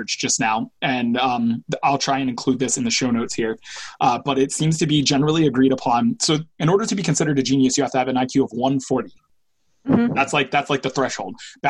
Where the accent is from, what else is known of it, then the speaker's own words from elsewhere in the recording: United States; I'm an American